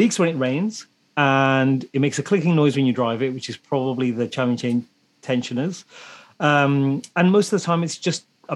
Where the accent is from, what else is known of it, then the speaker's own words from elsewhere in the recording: England, United Kingdom; I'm a Brit living in England